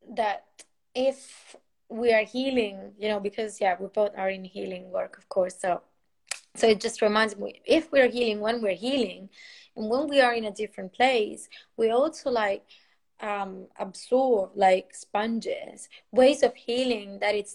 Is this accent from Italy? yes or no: yes; Italy; also born or lived in Portugal / France; now in United Kingdom; I've lived in different countries, like from Italy to Portugal, France, and then UK